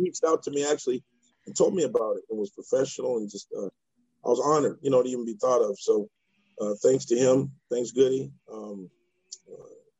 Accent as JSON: {"language": "English", "town": "Riverside", "region": "California", "country": "United States", "tie": "born or raised there", "said": "Born and raised in Riverside, California"}